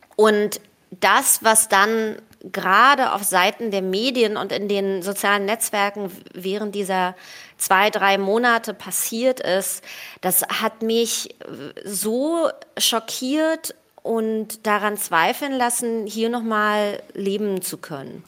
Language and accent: German; Berlin, Germany; also born or lived in Tel Aviv, Israel; Berlin ist cool, ist meine Heimat und so. Ich bin ja aufgewachsen